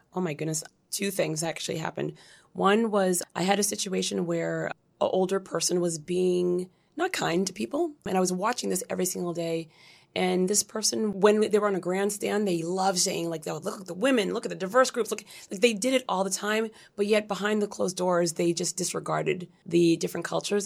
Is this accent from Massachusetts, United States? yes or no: yes; Brockton, Massachusetts, United States; also born or lived in Brooklyn, New York / Dorchester, Massachusetts / Cambridge, Massachusetts / Haiti; we started in Dorchester, then Cambridge and Brockton, Massachusetts, where I was raised